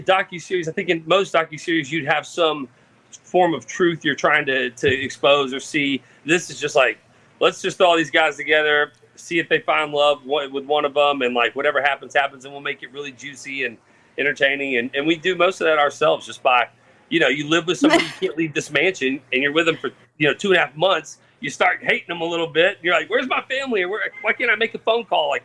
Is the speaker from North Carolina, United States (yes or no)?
no; Katy, Texas, United States; my hometown of Katy, Texas